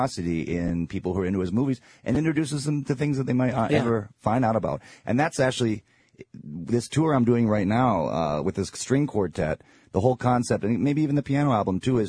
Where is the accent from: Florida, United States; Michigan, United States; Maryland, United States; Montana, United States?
Michigan, United States; Ann Arbor; moved away; I grew up in Ann Arbor, Michigan